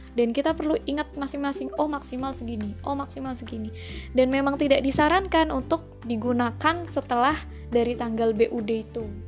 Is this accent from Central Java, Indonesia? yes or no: yes; Ngapak, Central Java, Indonesia; accent: medok, ngapak; saya juga memang asli orang ngapak